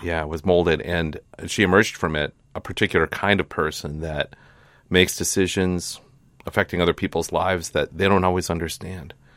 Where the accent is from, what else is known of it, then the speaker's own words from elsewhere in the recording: Hastings, Minnesota, United States; moved away as an adult; now in California, United States; I grew up in Hastings